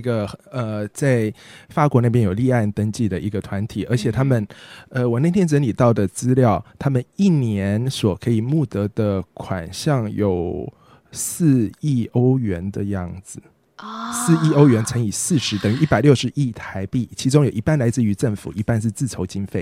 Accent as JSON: {"language": "Chinese", "country": "Taiwan", "tie": "born or raised there", "also_born_or_lived": "Taipei / Tainan / France", "moved": "as an adult", "said": "我小时候在台北跟在台南各生长了，呃，嗯，就干待了，各待了蛮长的一段时间"}